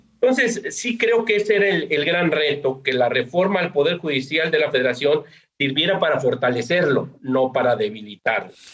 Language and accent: Spanish; Mexico; las y los mexicanos veamos la importancia